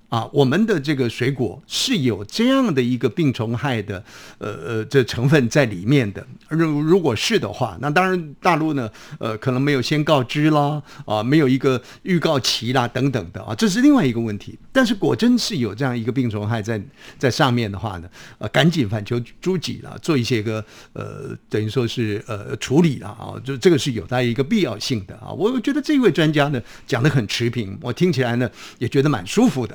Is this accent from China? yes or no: no; Taiwan; 我们台湾人呢，讲蚱蜢叫蚱蜢